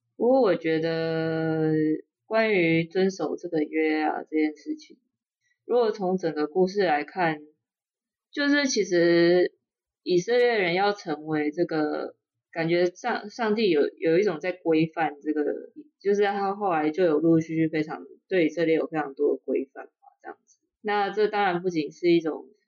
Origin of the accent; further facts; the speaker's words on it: Taiwan; 我们一直很想要说自己是台湾人